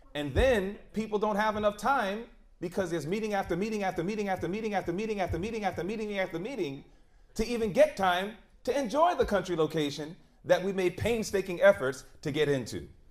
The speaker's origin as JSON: {"language": "English", "town": "New York City", "region": "New York", "country": "United States", "tie": "born or raised there", "also_born_or_lived": "Georgia", "moved": "as an adult", "said": "I grew up in the concrete jungle of New York City"}